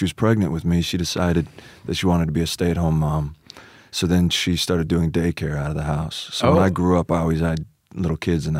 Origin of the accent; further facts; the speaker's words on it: Anaheim, California, United States; I was born in Anaheim, California.